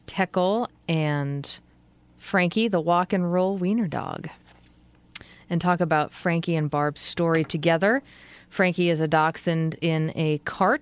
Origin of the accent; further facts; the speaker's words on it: New England, United States; moved away; I'm from New England